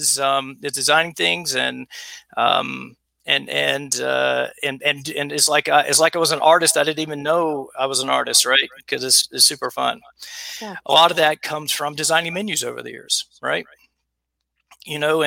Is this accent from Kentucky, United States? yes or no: no; South Carolina, United States; I'm from the South. I'm from South Carolina. I grew up eating really, really, really bad